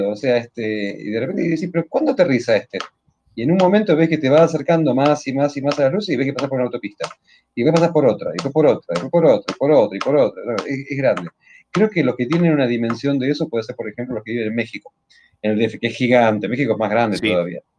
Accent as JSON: {"language": "Spanish", "region": "Santa Fe", "country": "Argentina", "said": "lo tengo que recordar cuando vaya a algún lugar del interior y diga que soy de Santa Fe"}